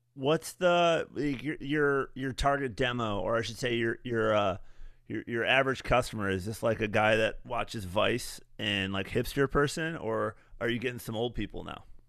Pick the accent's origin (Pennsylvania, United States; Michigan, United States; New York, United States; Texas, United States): Michigan, United States; West; moved away; When I was a young man growing up in West Michigan